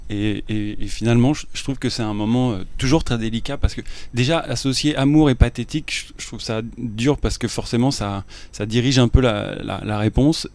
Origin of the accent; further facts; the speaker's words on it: France; je suis française